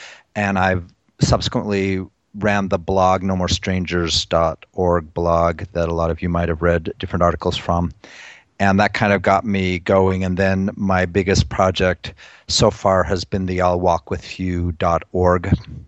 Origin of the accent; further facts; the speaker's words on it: Utah, United States; moved away as an adult; now in Minnesota, United States; I am from Utah. I'm a Mormon, the typical, you know, multi-generation Mormon, and from a very zealous family, extremely zealous.